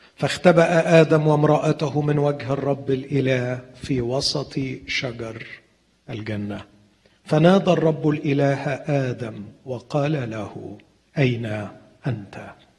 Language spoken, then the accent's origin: Arabic; Alexandria, Alexandria Governorate, Egypt; انا من الناس اللي قضوا طفولتهم في مصر